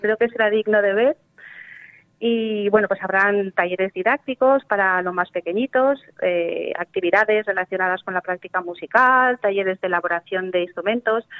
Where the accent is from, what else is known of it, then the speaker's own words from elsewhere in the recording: Chilches, Valencian Community, Spain; la escuela de, de mi pueblo, por ejemplo, que, que, no tenemos un pueblo del litoral, es Chilches